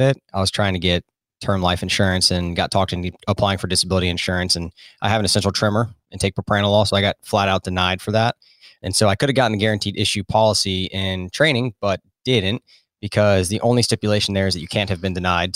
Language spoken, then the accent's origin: English; Florida, United States; moved away as an adult; also born or lived in South Carolina / North Carolina; I grew up in Florida and then, uh, went to college in South Carolina